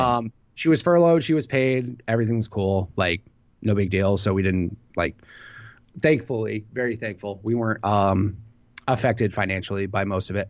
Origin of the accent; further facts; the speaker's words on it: Illinois, United States; I'm from Illinois